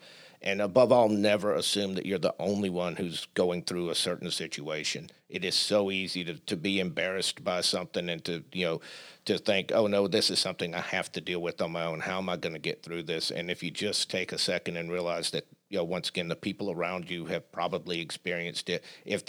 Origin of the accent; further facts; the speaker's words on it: Southern United States, United States; I'm still a Southerner.